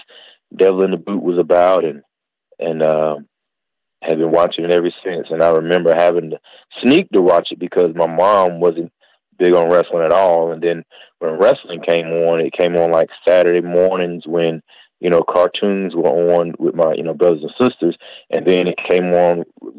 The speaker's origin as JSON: {"language": "English", "region": "North Carolina", "country": "United States", "tie": "born or raised there", "also_born_or_lived": "Queens, New York", "said": "I grew up in North Carolina"}